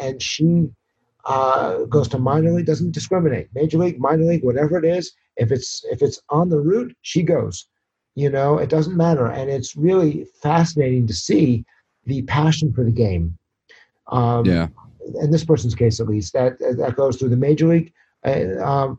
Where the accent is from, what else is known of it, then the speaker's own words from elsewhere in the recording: New Haven, Connecticut, United States; Growing up in New Haven is an unbelievable place to be a baseball fan